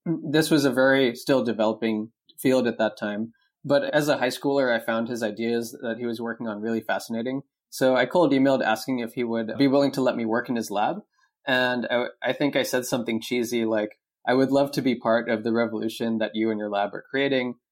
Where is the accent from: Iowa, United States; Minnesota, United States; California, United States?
California, United States; Cupertino; moved away as an adult; now in Taiwan; I grew up in the Bay Area. I've been there pretty much my whole life